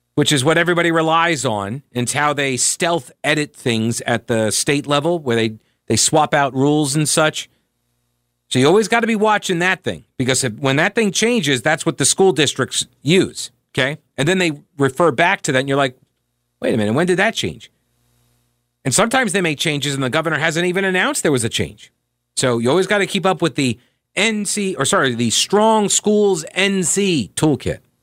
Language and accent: English; New York, United States; moved away as an adult; also born or lived in South Carolina; I was growing up in, uh, growing up in New York